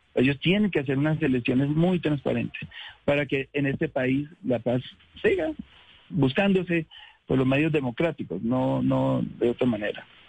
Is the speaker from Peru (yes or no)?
no; Colombia; como colombiano, como ciudadano